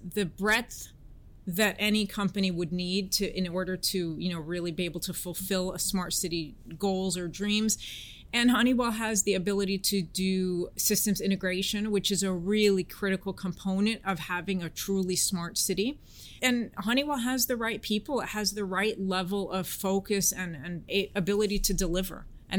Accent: San Francisco, California, United States; accent: American; also born or lived in Washington, D.C.; Between San Francisco, Washington, D.C., and that was pretty much it, yeah.

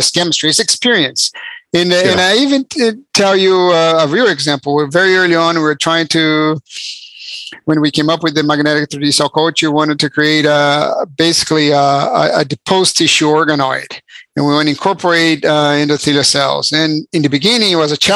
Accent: Brazil; moved away as an adult; now in United States; I'm actually from Brazil. I moved to the US when I was 18 to go to college.

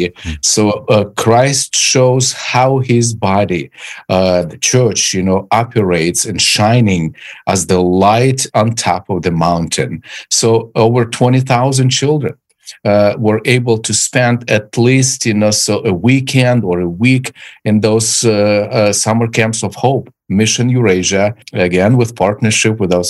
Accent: Zaporizhzhia, Zaporizhzhia Oblast, Ukraine; moved away; my hometown of zaporozhye was terribly terribly um, attacked

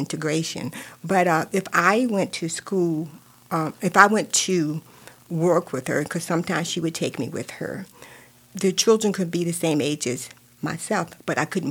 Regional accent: Virginia, United States; now in Lake County, United States; I grew up in Virginia, and if you can tell from from my accent, but I grew up in Virginia

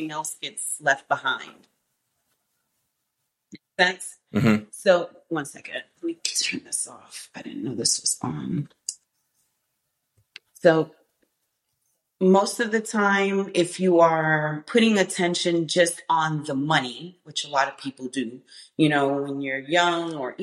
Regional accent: Boston, Massachusetts, United States; also born or lived in New York; I was born in New York, but I was raised in Boston. So I'm from Dorchester

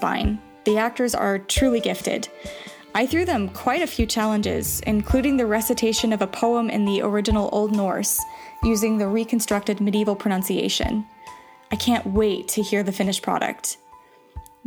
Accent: United States; now in Switzerland; I'm American and I live in Switzerland

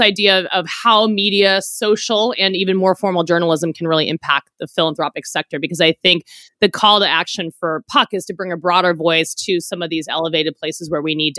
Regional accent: San Francisco, California, United States; I'm similarly from San Francisco

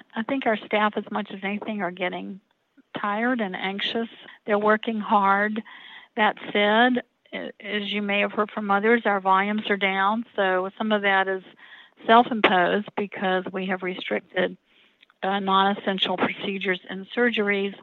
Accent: Roanoke, Virginia, United States; I was born here in Roanoke

